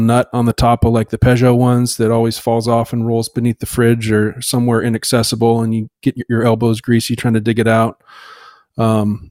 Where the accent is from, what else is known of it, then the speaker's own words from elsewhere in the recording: Alaska, United States; now in Seattle, United States; I'm originally from Alaska. Now I reside in Seattle